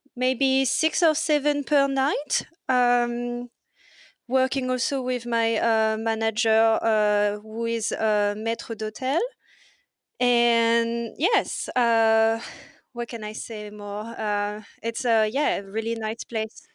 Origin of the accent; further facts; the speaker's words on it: near Paris, Île-de-France, France; English is a second language; moved away as an adult; also born or lived in Bordeaux; now in Australia; I grew up near Paris, um, but before coming in Australia, I was living in Bordeaux.